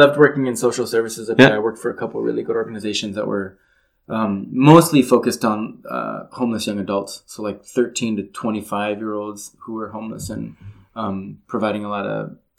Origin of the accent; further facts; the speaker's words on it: Pico Rivera, California, United States; moved away as an adult; also born or lived in Seattle; now in South Korea; I grew up in LA, like LA County, kind of one of the suburbs, a little place called Pico Rivera.